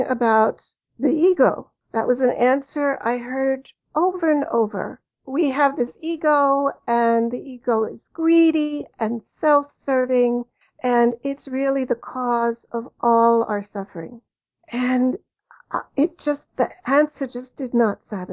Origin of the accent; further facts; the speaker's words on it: Cologne, North Rhine-Westphalia, Germany; moved away; I'm actually German and I grew up in Germany